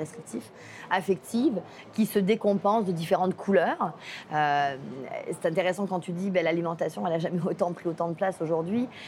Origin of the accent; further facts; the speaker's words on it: Provence-Alpes-Côte d'Azur, France; moved away; je viens pas du lac Saint-Jean, je viens de France, je viens de la Côte d'Azur